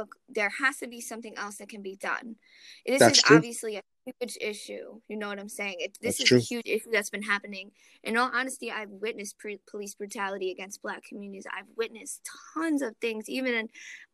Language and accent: English; Philadelphia, Pennsylvania, United States; now in Poughkeepsie, United States; I'm originally from Philadelphia. I'm currently located in upstate New York